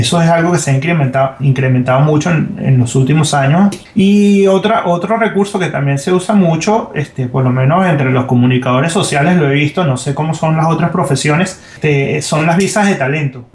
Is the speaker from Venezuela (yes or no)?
yes; Venezuela; moved away as an adult; now in Miami, United States; Como venezolano, y como comunicador, como comunicador social